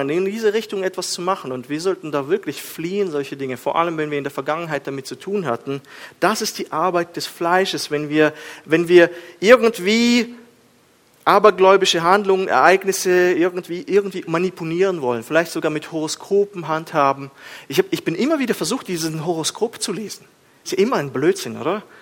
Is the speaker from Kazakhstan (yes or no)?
yes; Kazakhstan; Ich bin in Kasachstan aufgewachsen. Wir haben uns geschlagen die ganze Zeit. Hof gegen Hof und äh, Steine flogen und alles.